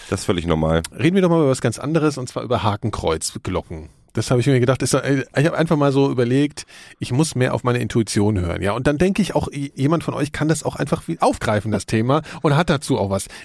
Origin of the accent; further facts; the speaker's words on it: Berlin, Germany; man muss, glaube ich, als äh, Berliner auch sofort an den Palast der Republik immer denken